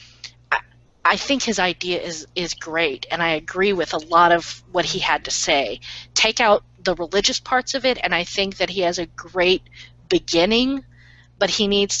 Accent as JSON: {"language": "English", "country": "United States", "said": "as an American reader"}